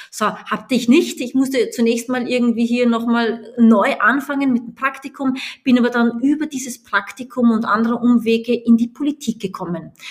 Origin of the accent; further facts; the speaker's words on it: Austria; moved away; als ich nach Deutschland gegangen bin aus Österreich, als ich nach Amerika gegangen bin, als ich nach Indien gegangen bin.